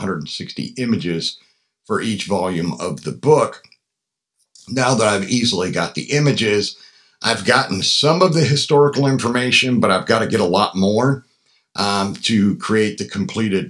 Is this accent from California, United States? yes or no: no; Pennsylvania, United States; Where I grew up in Pennsylvania